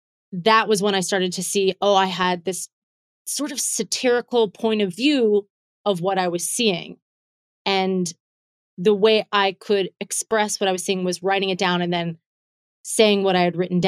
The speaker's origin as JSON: {"language": "English", "town": "McKees Rocks", "region": "Pennsylvania", "country": "United States", "tie": "born or raised there", "also_born_or_lived": "California / Florida", "moved": "as an adult", "lives_now": "Pittsburgh, United States", "said": "I was born in McKees Rocks, Pennsylvania"}